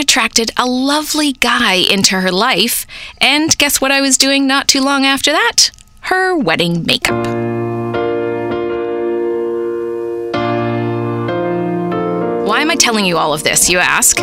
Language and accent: English; United Kingdom; also born or lived in England; now in Canada; I specialized in skin as a British beauty therapist